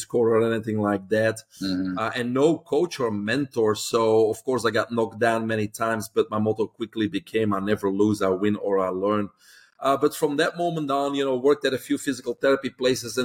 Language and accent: English; Belgium; moved away as an adult; now in Florida, United States; I'm originally from Belgium, grew up in Belgium.